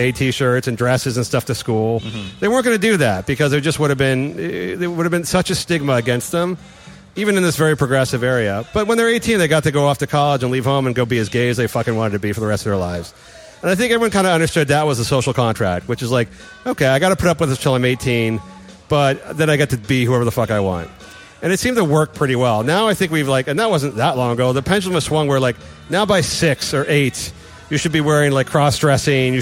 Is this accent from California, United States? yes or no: yes; San Francisco, California, United States; I grew up in San Francisco